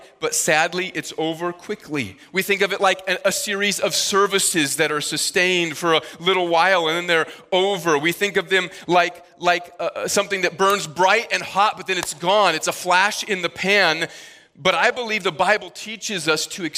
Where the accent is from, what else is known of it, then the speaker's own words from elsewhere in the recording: Midwest, United States; now in Northeast, United States; Where I grew up in the Midwest